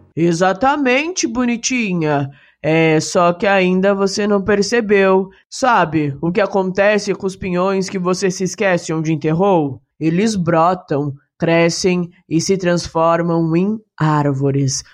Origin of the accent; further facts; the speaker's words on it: Curitiba, Paraná, Brazil; eu sou do Paraná, eu sou de Curitiba